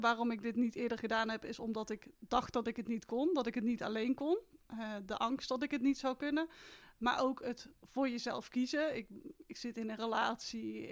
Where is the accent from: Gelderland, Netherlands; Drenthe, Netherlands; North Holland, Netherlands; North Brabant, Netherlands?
North Brabant, Netherlands; Etten-Leur; Ik ben 30 jaar uit Etteleur.